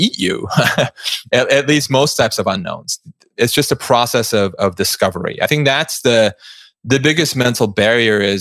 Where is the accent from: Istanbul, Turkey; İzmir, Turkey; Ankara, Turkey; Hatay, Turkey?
Istanbul, Turkey; moved away as an adult; I grew up in Istanbul, Turkey, and lived there for 17 years